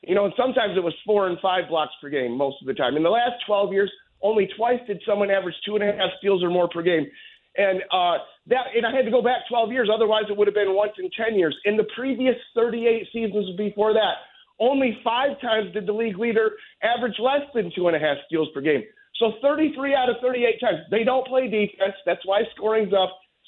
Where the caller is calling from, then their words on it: Lansing, Michigan, United States; It's why I'm from Lansing, listening to New York sports radio.